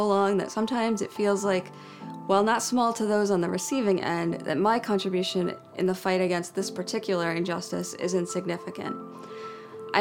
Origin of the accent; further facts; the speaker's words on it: New Jersey, United States; child growing up in New Jersey